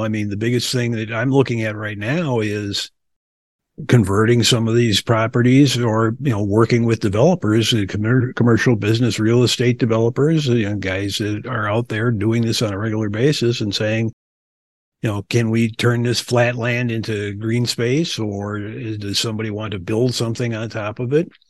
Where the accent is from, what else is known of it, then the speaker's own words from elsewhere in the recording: Milwaukee, Wisconsin, United States; also born or lived in Springfield, Massachusetts / Albany, New York / Florida; now in Lansing, United States; I was born and raised in Milwaukee